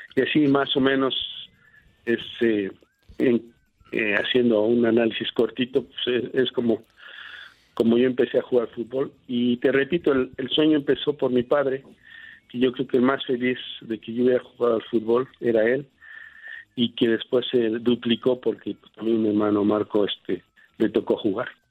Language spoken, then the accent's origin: Spanish; Nextlalpan, State of Mexico, Mexico; moved away; also born or lived in Spain; aunque nací en la Ciudad de México, desde muy pequeño, pues, yo casi, casi recién nacido, me llevaron al pueblo de donde era mi, mamá, que se, llamaba se llama Santana Nextlalpan, en el Estado de México, y ahí crecí desde hasta los 12 años